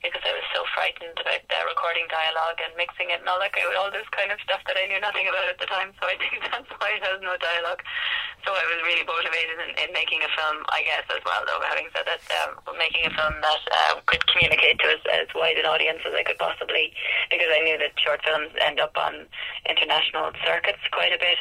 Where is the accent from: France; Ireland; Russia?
Ireland; growing up in Ireland